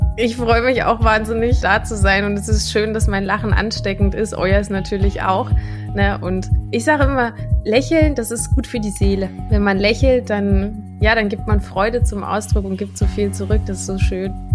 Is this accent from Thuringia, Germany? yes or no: yes; Thuringia, Germany; now in near Bautzen, Germany; ich bin ja ursprünglich Thüringerin